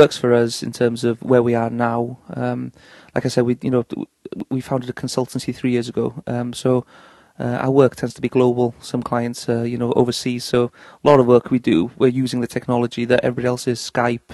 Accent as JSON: {"language": "English", "region": "North Wales", "country": "United Kingdom", "moved": "as an adult", "lives_now": "Manchester, United Kingdom", "said": "we're both from North Wales originally, and have set up a base in Manchester for 3 years now"}